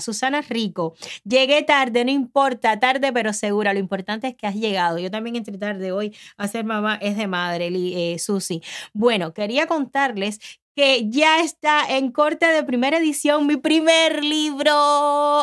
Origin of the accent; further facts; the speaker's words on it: Cuba; moved away as an adult; now in United States; Cuando yo salí de Cuba